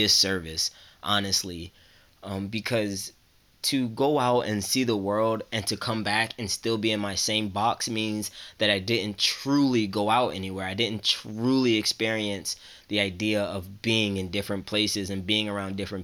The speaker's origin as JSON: {"language": "English", "region": "New Jersey", "country": "United States", "said": "I'm from New Jersey, so I'm used to snow."}